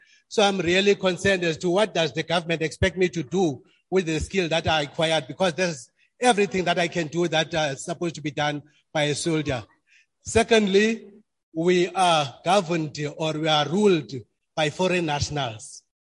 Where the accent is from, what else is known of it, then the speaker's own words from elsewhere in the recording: Enoch Mgijima, Eastern Cape, South Africa; from Enoch Mgijima.